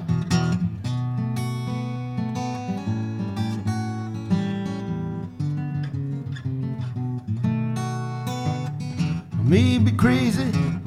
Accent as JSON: {"language": "English", "region": "upstate New York", "country": "United States", "moved": "as an adult", "lives_now": "Ogden, United States", "said": "I'm originally from upstate New York"}